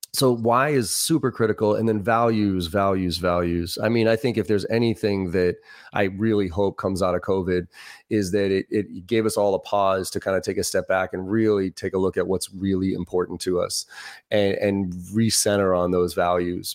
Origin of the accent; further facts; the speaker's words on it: Boston, Massachusetts, United States; also born or lived in Maryland; I grew up in Boston, uh, East Coaster myself.